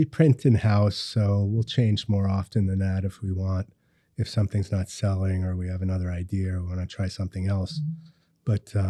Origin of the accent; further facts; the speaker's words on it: Hawthorne, New York, United States; also born or lived in Yonkers; So I grew up in Westchester County. I was born in Yonkers. I grew up in Hawthorne, Mount Pleasant area.